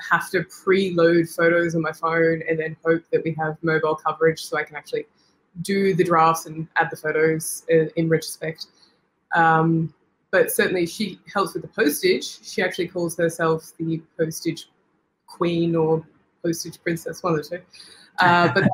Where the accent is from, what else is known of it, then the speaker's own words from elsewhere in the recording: Victoria, Australia; moved away as an adult; now in Alice Springs, Australia; I'm originally from Victoria